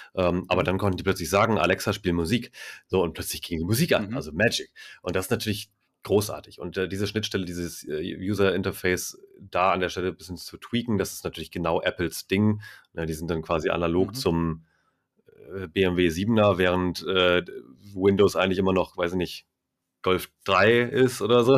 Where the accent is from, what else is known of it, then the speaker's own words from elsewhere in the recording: Itzehoe, Schleswig-Holstein, Germany; moved away; ich bin da groß geworden. Also von 87 bis 2008